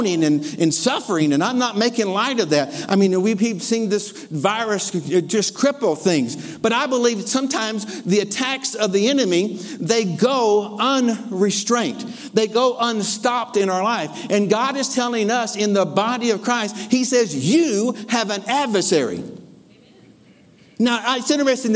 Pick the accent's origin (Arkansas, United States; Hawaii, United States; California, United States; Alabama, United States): Arkansas, United States; Lower; I grew up in L.A., Lower Arkansas. I grew up in Arkansas